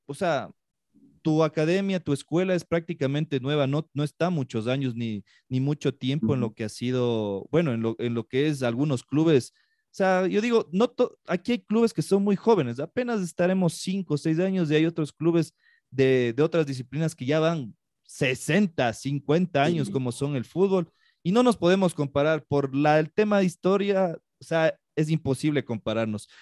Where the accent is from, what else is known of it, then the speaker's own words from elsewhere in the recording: Ecuador; yo también soy ecuatoriano